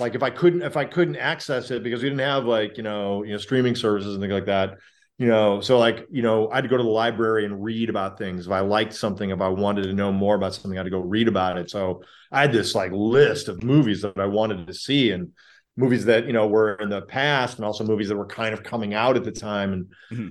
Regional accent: Chicago, Illinois, United States; I grew up in Chicago

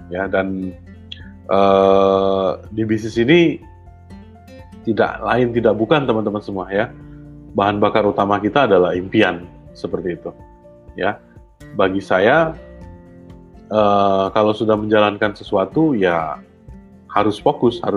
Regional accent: Yogyakarta, Special Region of Yogyakarta, Indonesia; Saya loh orang Jogja gitu ya

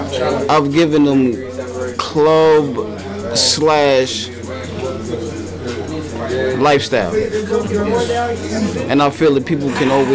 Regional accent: New York City, New York, United States; I grew up in the middle of Bed-Stuy, man. Right in the heart of Bed-Stuy, Marcus Garvey.

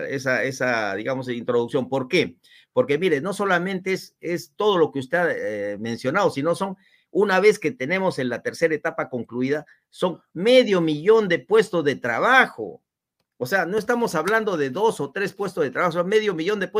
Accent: Huamachuco, La Libertad, Peru; Sí, yo soy trujillano, yo nací en Guamachuco.

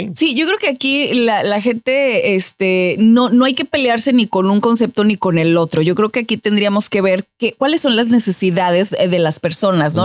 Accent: Mexico; moved away as an adult; now in United States; en mi país, en México

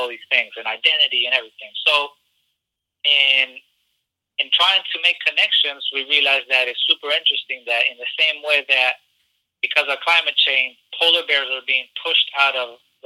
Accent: Chile; moved away; I'm from Chile, and I grew up around folks that were exiles

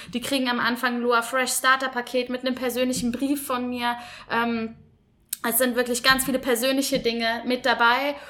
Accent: Cologne, North Rhine-Westphalia, Germany; komme eigentlich gebürtig aus Köln

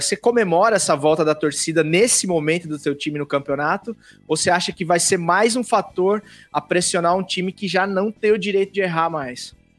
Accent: interior of São Paulo, Brazil; Eu também sou do interior de São Paulo, que é bem calorzinho

